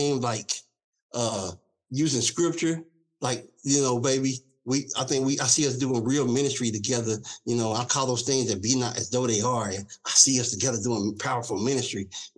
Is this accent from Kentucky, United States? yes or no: yes; Louisville, Kentucky, United States; I grew up, of course, in Louisville, Kentucky